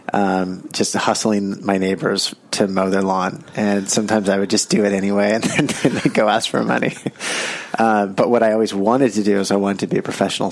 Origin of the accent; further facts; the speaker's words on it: Carmel, California, United States; I grew up in Carmel